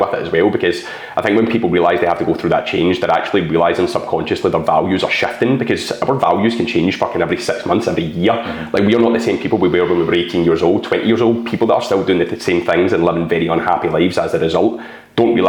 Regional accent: Scotland, United Kingdom; I'm a Scottish, bald guy

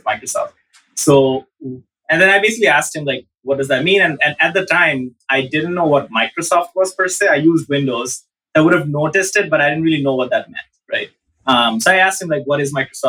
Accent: Dhaka, Dhaka Division, Bangladesh; I grew up in Dhaka all the way till end of high school

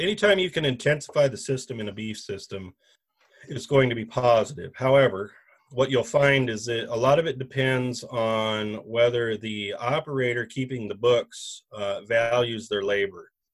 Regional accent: Nebraska, United States; now in Grand Rapids, Minnesota, United States; I am originally from Nebraska

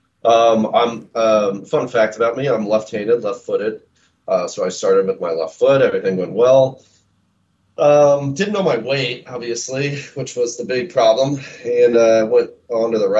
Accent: Olathe, Kansas, United States; moved away as an adult; now in Kansas City, Missouri, United States; I grew up on the Kansas side in a town called Olathe, Kansas

